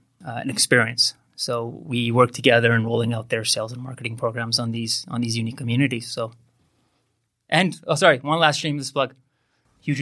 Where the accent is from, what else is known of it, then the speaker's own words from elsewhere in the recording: Iran; also born or lived in Lethbridge, Alberta; now in Vancouver, Canada; We were we immigrated from Iran back in 1987. And so we were part of that mass exodus, you know, during the turmoil in the Middle East.